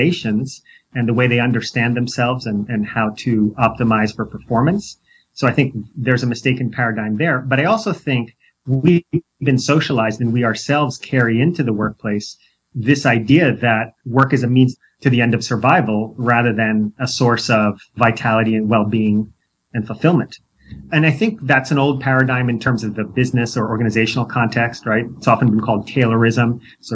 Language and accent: English; New York, United States; moved away as an adult; also born or lived in San Diego, California; I grew up in New York